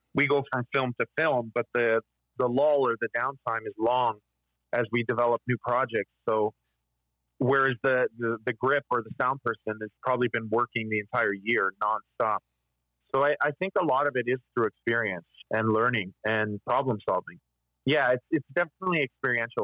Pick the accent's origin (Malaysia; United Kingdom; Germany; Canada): Canada; We're collectively all a part of this history as Canadians